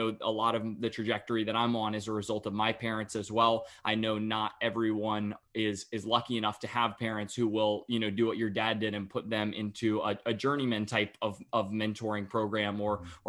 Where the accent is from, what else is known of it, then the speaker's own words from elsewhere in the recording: North Carolina, United States; I I as well uh, got the chance to be uh, just right outside of Raleigh and Cary, just born and raised